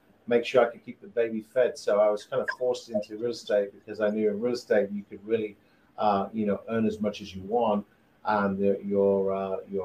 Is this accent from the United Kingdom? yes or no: yes; United Kingdom; moved away as an adult; now in Greenville, United States; I'm originally from the UK. And I've been in the US about 15 years